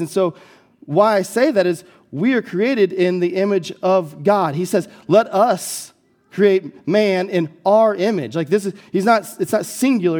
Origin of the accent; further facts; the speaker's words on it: Collinsville, United States; when I moved back to Collinsville, my hometown, to plant the church